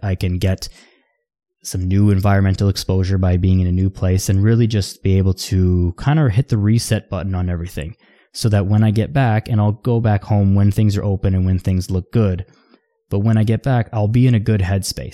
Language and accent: English; Toronto, Ontario, Canada; I'm from Toronto.